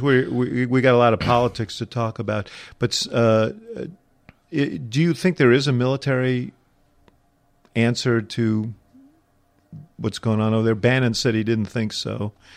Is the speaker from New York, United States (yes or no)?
yes; New York City, New York, United States; moved away; I came from New York City